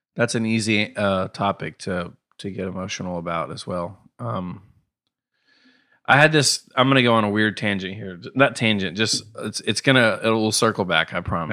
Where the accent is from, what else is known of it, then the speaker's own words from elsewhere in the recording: Knoxville, Tennessee, United States; also born or lived in Ithaca, New York / Atlanta; I've lived in Knoxville since I could, was three. I've lived here